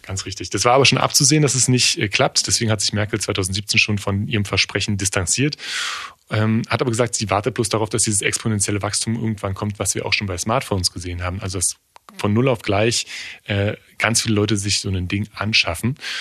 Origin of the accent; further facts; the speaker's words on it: East Brandenburg, Germany; bei uns in Ostbrandenburg in Neuhardenberg